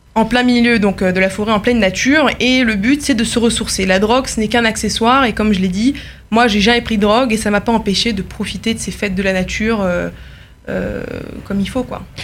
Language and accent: French; France; now in Paris, France; comme la majorité des jeunes juifs français